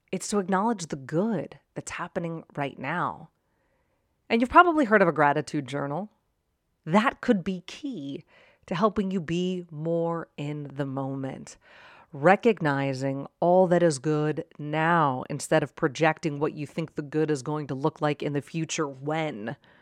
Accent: Pittsburgh, Pennsylvania, United States; now in Arizona, United States; I grew up in Pittsburgh

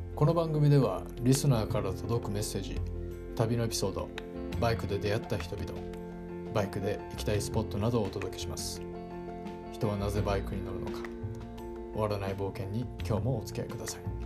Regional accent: Hiroshima, Japan; now in Tokyo, Japan; まあ出身が広島なんですけど、広島の田舎から上京してきて

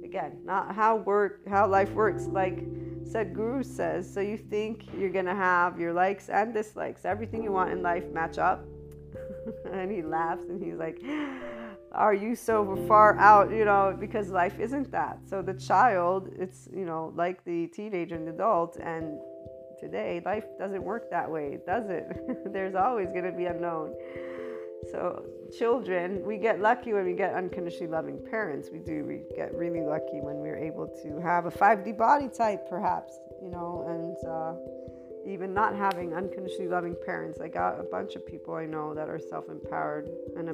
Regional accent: United States; also born or lived in Italy; I'm an American Italian, and I am American of, you know, birth

